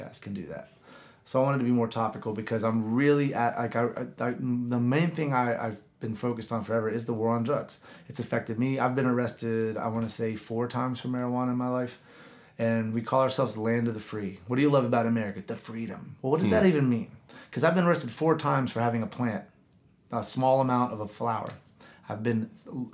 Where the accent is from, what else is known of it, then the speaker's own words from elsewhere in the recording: Gastonia, North Carolina, United States; now in Southwest Florida, United States; growing up in Gastonia